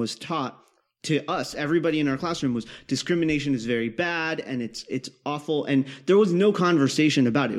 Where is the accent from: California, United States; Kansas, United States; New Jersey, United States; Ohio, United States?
Kansas, United States; I grew up in Kansas